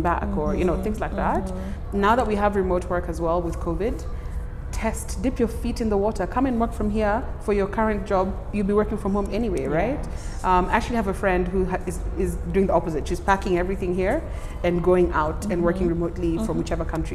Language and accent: English; Kenya; moved away as an adult; also born or lived in Canberra, Australia; I need to be in my home country to do that, and that's Kenya.